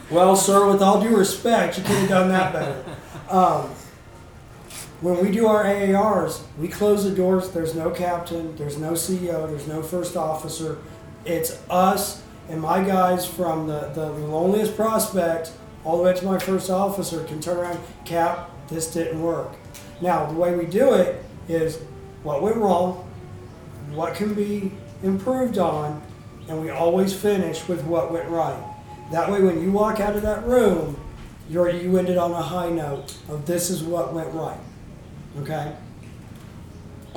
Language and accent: English; Texas, United States; I'm from Texas